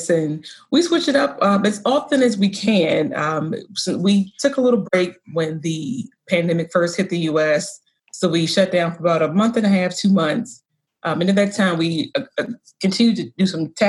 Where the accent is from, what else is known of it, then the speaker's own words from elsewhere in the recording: the South, United States; moved away as an adult; also born or lived in DMV; now in Baltimore, United States; I grew up in the South. I went to school in the Deep South and decided to return to the DMV when I graduated.